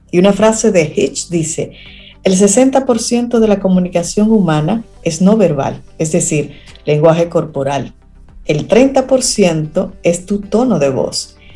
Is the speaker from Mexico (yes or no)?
no; Dominican Republic; uno como dominicano que habla de una forma así como un poco...